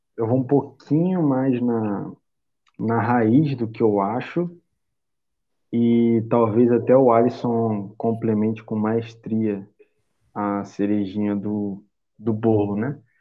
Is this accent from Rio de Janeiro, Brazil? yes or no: yes; Rio de Janeiro, Brazil; sou carioca, tenho 22